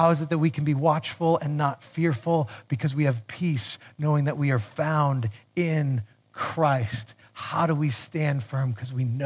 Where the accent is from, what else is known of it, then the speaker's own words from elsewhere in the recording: United States; I'm American